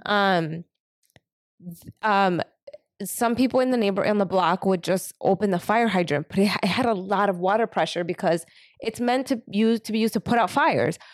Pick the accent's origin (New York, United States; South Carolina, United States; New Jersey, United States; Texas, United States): New York, United States; New York City; now in San Francisco, United States; I grew up in Harlem